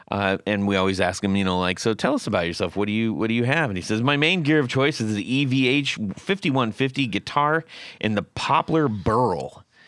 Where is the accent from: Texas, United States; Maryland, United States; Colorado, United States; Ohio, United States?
Ohio, United States; I grew up in North Central Ohio near Sandusky.